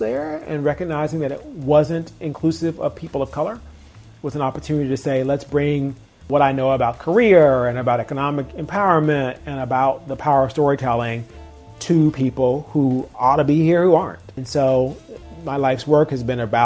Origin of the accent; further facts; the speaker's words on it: Norfolk, Virginia, United States; My grandfather was pastor of First Baptist Church in Berkeley, our neighborhood in Norfolk, for 50 years